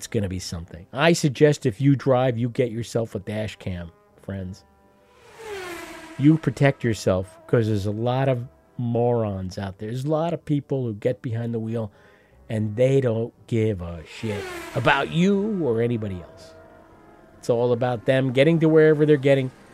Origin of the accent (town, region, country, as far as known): United States